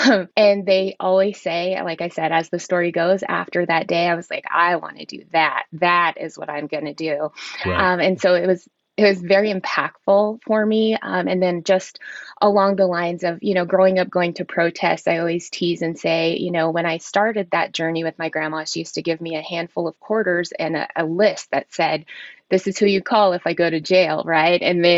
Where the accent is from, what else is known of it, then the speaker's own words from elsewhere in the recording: United States; I'm Wichita from the Waco Band, Kiowa, Caddo, and also Hunkal Glala Lakota.